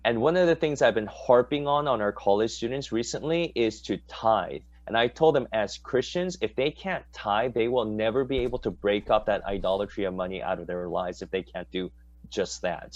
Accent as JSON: {"language": "English", "country": "United States", "tie": "born or raised there", "said": "growing up in the States, we always wanted our Korean dads to look like that white dad"}